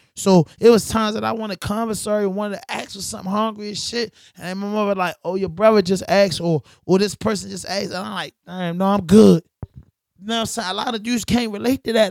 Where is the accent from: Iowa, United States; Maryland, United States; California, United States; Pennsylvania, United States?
Maryland, United States; Baltimore; I'm from Baltimore